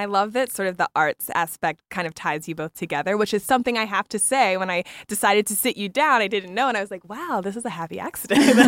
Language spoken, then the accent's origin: English; East Coast, United States; now in Chicago, United States; I'm not from Chicago. I'm an East Coaster